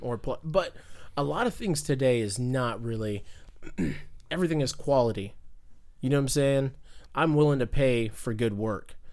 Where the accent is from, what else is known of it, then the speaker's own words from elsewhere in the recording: Fayetteville, North Carolina, United States; moved away; I'm from Fayetteville, North Carolina